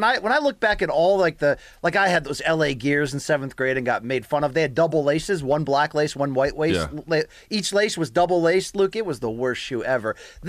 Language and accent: English; Russia; now in Philadelphia, United States; I might be the only Russian fan this show has. … I was born and raised in Russia, but I've been in the U.S. for 10 years. I live in Philly.